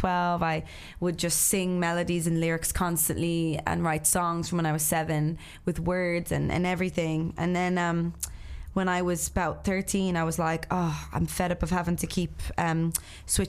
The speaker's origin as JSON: {"language": "English", "country": "Ireland", "also_born_or_lived": "Los Angeles", "moved": "as an adult", "said": "as an Irish woman in LA on my own without my family there"}